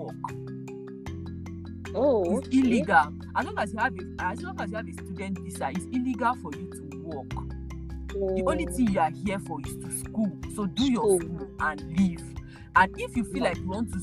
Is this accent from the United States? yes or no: no; Nigeria; born or raised there; moved away